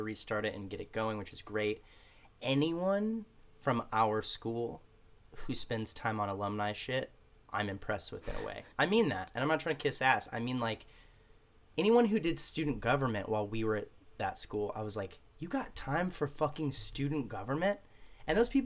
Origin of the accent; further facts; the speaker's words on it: Texas, United States; moved away; I'm from Texas